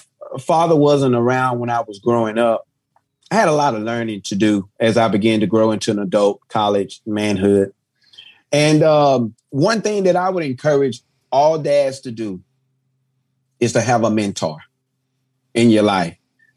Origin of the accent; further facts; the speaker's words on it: Texas, United States; because I'm from Texas.